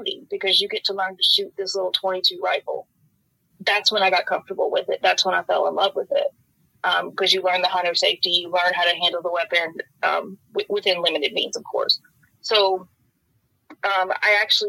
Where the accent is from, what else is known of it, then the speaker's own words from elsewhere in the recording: Oldham County, outside Louisville, Kentucky, United States; I grew up in Oldham County right outside of Louisville.